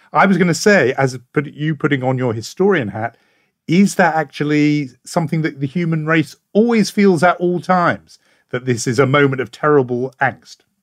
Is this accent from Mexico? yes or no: no; United Kingdom; as a Brit